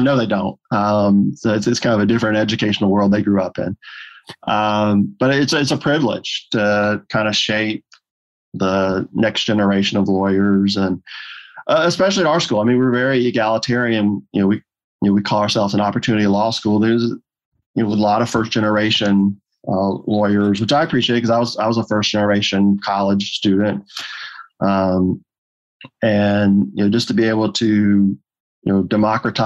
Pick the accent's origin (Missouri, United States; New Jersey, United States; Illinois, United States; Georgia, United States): Georgia, United States; Fulton County; I was born in Fulton County